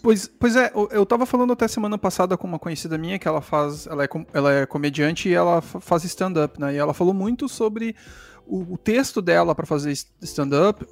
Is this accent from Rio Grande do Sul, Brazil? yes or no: yes; Rio Grande do Sul, Brazil; eu sou daqui do Rio Grande do Sul